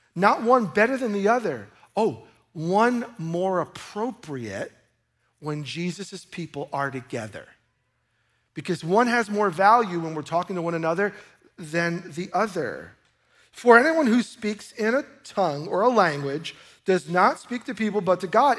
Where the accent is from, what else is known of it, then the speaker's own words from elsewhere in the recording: New York, United States; I grew up in New York